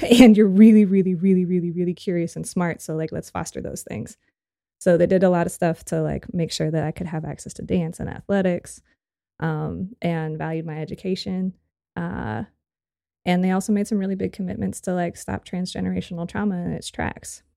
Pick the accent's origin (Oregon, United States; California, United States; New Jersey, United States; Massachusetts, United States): California, United States; Santa Cruz; moved away as an adult; also born or lived in San Diego, California / Tijuana, Mexico / Chile / Costa Rica; I was born in Santa Cruz, California.